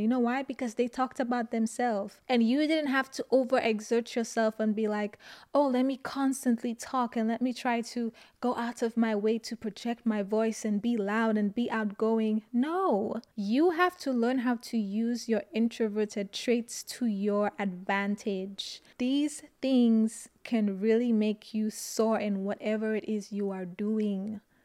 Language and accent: English; St. Lucia; moved away; When I speak sometimes, people always ask me, "Where are you from?" and I say Saint Lucia